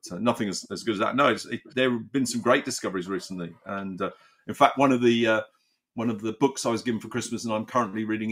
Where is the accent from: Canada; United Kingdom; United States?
United Kingdom; the Cotswolds, South West England; I grew up in the Cotswolds